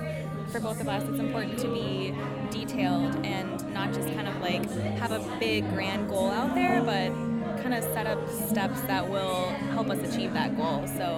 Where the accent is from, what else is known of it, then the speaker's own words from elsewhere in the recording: Chicago, Illinois, United States; I'm also from Chicago, Illinois.